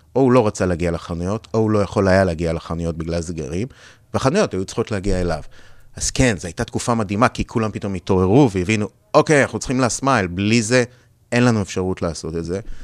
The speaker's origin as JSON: {"language": "Hebrew", "country": "Israel", "tie": "born or raised there", "also_born_or_lived": "United States / Europe", "moved": "as an adult", "said": "נולדתי בארץ, גדלתי בארץ, 20 שנה הייתי בארצות הברית"}